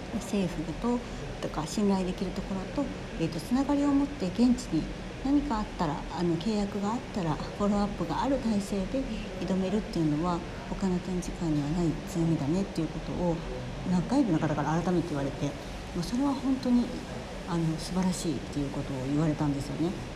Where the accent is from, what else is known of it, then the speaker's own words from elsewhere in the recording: Osaka, Japan; also born or lived in Denmark; 大阪に私生まれ育ったんですけれども